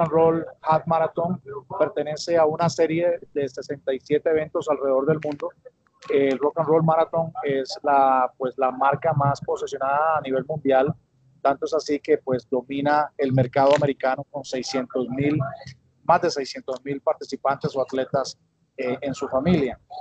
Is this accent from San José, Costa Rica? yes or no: no; Alajuela, Costa Rica; Yo soy de la capital del mundo, abuela Costa Rica